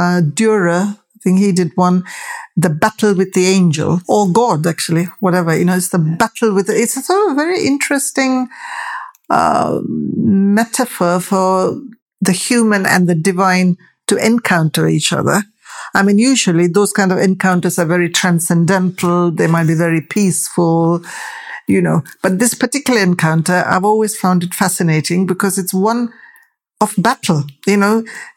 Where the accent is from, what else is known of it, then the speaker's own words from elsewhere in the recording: United Kingdom; for my story as a British Asian, the tension is what I use to craft my story, because my presence here is always full of tension